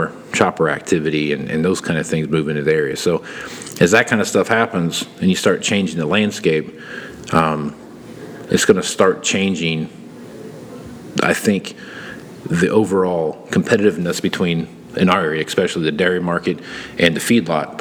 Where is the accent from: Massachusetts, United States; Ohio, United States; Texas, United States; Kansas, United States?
Kansas, United States; southern; growing up in Kansas, where I grew up at in the southern part